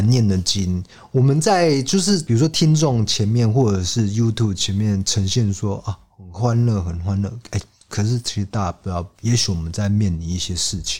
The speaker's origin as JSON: {"language": "Chinese", "region": "Kaohsiung", "country": "Taiwan", "tie": "born or raised there", "said": "那我也是土生土长又来了高雄人"}